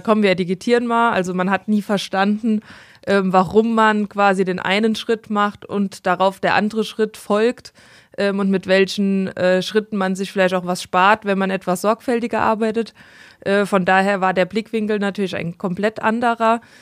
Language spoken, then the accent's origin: German; Monzingen, Rhineland-Palatinate, Germany; ich komme aus Monzingen